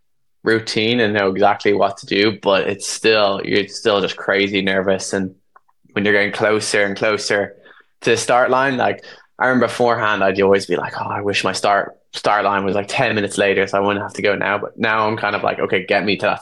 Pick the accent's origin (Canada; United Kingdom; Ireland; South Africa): Ireland; being Irish